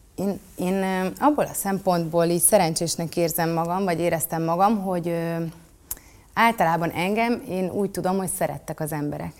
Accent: Budapest, Hungary; 12. kerületben születtem, és ott is, tehát hogy én egy, én egy budapesti lány vagyok.

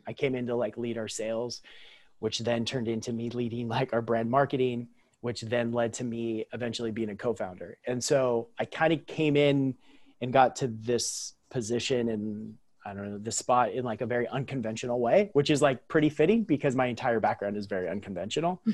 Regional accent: Central Coast of California, United States; I'm born and raised on the Central Coast of California, which is where I currently lived as well

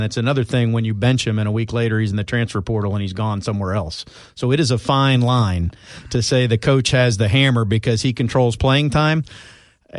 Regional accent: South Florida, United States; I grew up in South Florida.

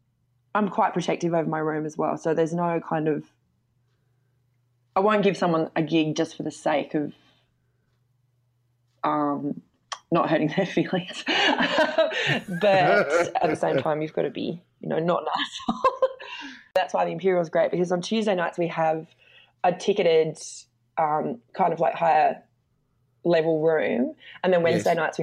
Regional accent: Devonport, Tasmania, Australia; I grew up in Devonport, Tasmania

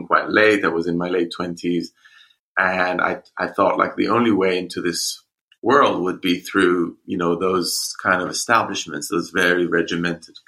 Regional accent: Jerusalem, Jerusalem District, Israel; moved away as an adult; now in London, United Kingdom; I'm Jewish, and I grew up in Jerusalem

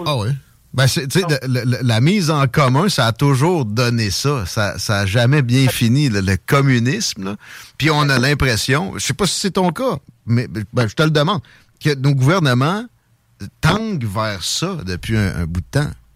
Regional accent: Quebec, Canada

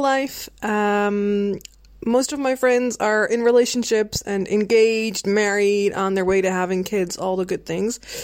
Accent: Netherlands; I'm from Holland

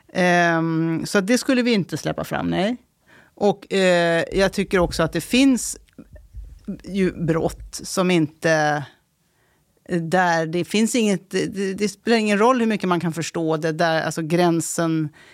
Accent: Stockholm, Stockholm County, Sweden; also born or lived in Värmland; Men jag är också uppväxt i Tensta så jag känner platsen

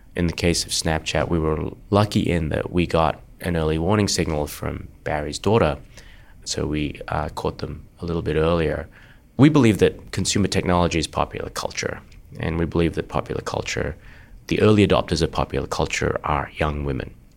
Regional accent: Perth, Western Australia, Australia; moved away as an adult; also born or lived in Singapore; now in California, United States; I grew up in Australia, in Perth, born in Singapore

